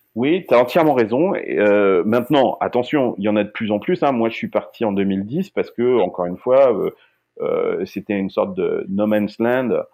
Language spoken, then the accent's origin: French; Limousin, Nouvelle-Aquitaine, France; now in Silicon Valley, United States; moi, je suis du Limousin